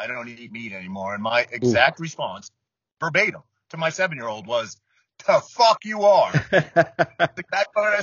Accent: Maine, United States; I'm from Maine.

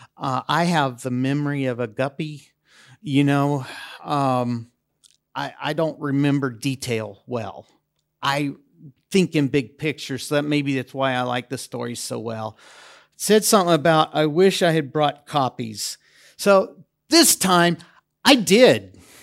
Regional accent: United States; now in Debrecen, Hungary; I'm an American

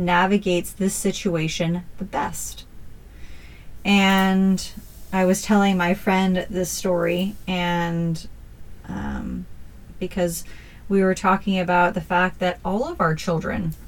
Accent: Northern California, United States; we grew up in Northern California

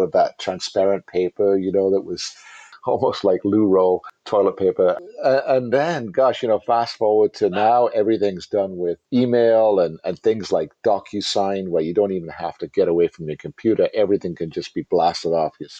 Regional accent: England, United Kingdom; accent: British; moved away; I'm, you know, from England.

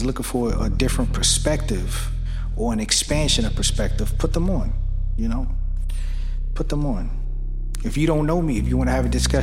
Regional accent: New York City, New York, United States; now in Pennsylvania, United States; I'm from Brooklyn, New York, but I live in Pennsylvania.

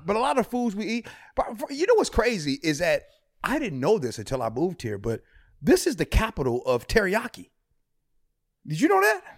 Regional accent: Midwest, United States; now in Seattle, United States; I'm from the Midwest

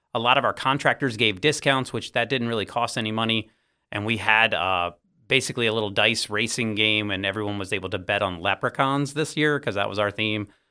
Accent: Virginia Beach, Virginia, United States; I grew up in Virginia Beach

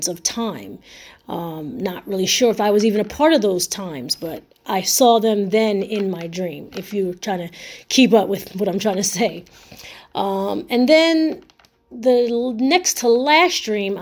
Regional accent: Camden, New Jersey, United States; I was raised in Camden, New Jersey, during the 90s

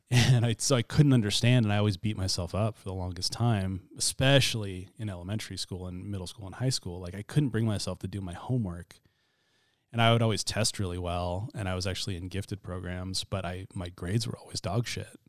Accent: Chattaroy, Washington, United States; I grew up in Chatteroy, which is north of Mead, Spokane County

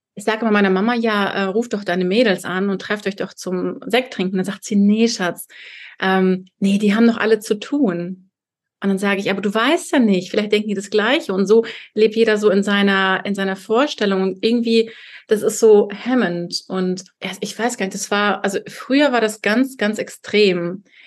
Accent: Kazakhstan; now in Berlin, Germany; ich bin in Kasachstan geboren, als Deutsche

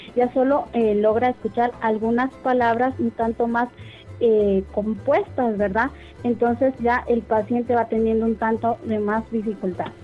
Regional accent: Guatemala; nosotros como guatemaltecos

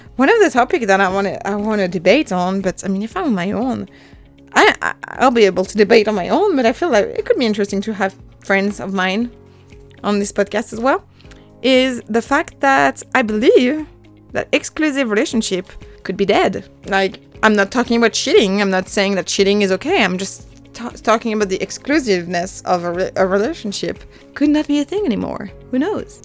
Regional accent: French Alps, France; first language French; English is a second language; also born or lived in Dallas, Texas, United States; I was born and raised in the French Alps

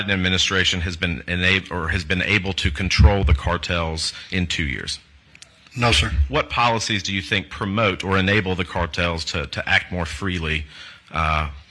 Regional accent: South Carolina, United States; And of course, in my home state of South Carolina, as has been talked about, we are a border state.

